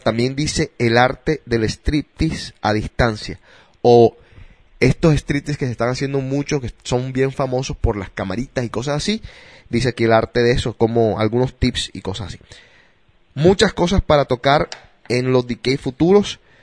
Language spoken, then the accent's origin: Spanish; Colombia; now in United States; como colombiano